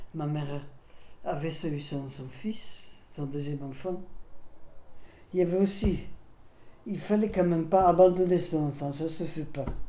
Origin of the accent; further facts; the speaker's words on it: Alsace, Grand Est, France; first language Alsatian; French is a second language; moved away; also born or lived in Melun / Burgos, Spain / Basque Country; j'ai été éduquée en Alsace. J'ai parlé de ma première langue, l'alsacien